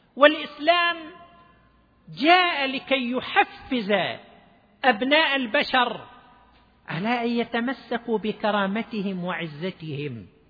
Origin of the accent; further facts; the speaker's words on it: Dammam, Eastern Province, Saudi Arabia; عندنا في الدمام